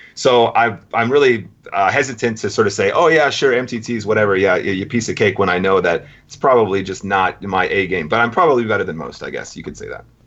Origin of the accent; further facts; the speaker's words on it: United Kingdom; also born or lived in Racine, Wisconsin, United States; I left when I was about eight years old, and I did all my schooling here. And I went to the University of Brighton